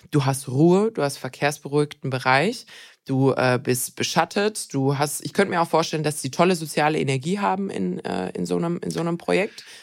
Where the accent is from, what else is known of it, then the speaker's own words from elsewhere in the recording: Swabia, Germany; Ich bin, ich bin Schwabe